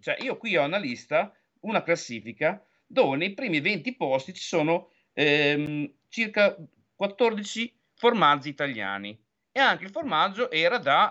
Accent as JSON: {"language": "Italian", "region": "Emilia-Romagna", "country": "Italy", "said": "parlo da romagnola"}